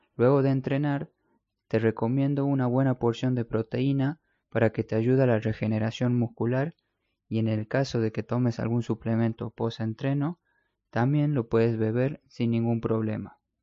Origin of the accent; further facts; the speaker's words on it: Argentina; also born or lived in Spain; en mi país, en Argentina